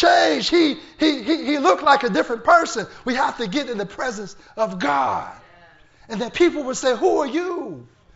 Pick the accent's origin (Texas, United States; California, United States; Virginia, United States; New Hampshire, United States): Virginia, United States; Portsmouth; I'm from Portsmouth, Virginia.